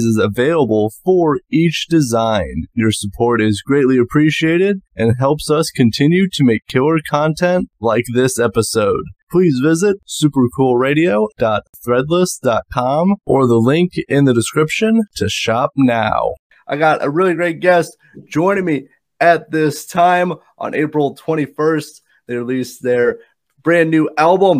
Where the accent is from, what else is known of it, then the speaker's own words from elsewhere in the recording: Indiana, United States; I'm from Indiana